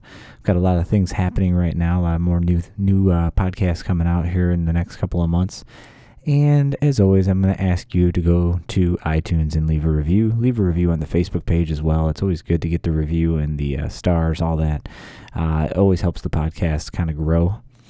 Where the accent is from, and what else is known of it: Joliet, Illinois, United States; born or raised there